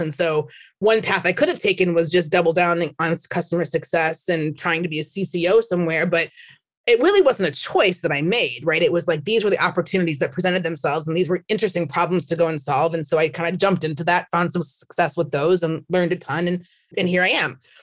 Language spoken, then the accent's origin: English; Minnesota, United States; moved away as an adult; now in San Francisco, United States; I'm from Minnesota